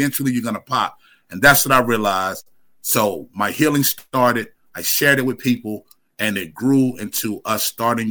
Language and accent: English; Winston-Salem, North Carolina, United States; now in Asheville, United States; I'm originally from Winston-Salem, North Carolina, but I've been living in Asheville for the past 40 plus years.